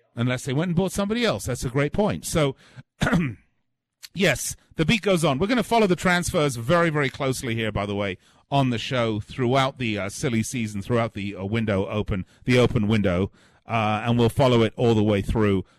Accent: England, United Kingdom; I'm from England

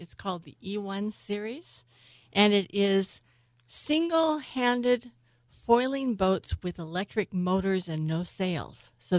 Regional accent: San Francisco, California, United States; I was born in San Francisco, so I'm a third generation San Franciscan.

